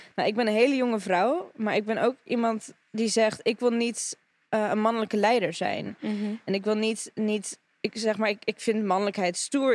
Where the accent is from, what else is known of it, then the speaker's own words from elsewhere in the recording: Russia; now in Netherlands; ik ben Russische